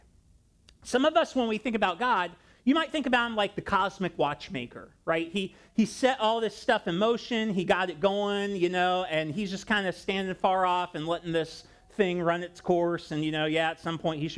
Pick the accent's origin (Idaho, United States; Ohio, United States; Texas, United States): Ohio, United States; I grew up in Ohio